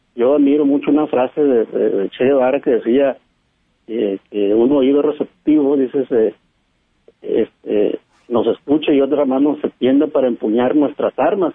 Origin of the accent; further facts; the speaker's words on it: La Huasteca, Veracruz, Mexico; now in Recoveco, Mexico; yo soy de la Huasteca, yo soy de Veracruz